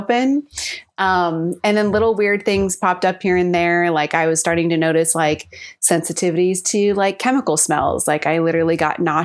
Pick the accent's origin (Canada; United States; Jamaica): United States; California; also born or lived in San Diego; I grew up in California and then I went to college in San Diego and that's where I currently am.